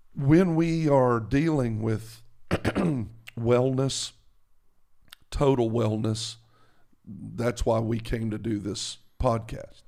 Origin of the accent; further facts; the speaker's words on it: the South, United States; I'm from the South